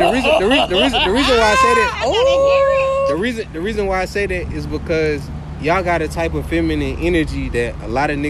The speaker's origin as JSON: {"language": "English", "town": "Atlanta", "region": "Georgia", "country": "United States", "moved": "as an adult", "lives_now": "New Orleans, United States", "said": "I'm from Atlanta."}